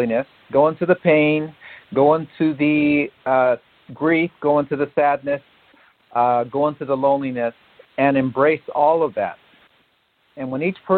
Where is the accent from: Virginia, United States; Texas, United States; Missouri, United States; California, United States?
California, United States; San Francisco Bay Area; I was raised in the Bay Area